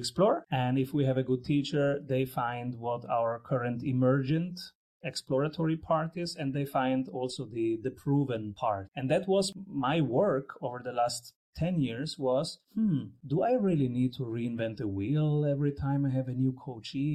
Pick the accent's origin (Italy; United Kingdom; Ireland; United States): Italy; Rome, Lazio; I was born in Rome.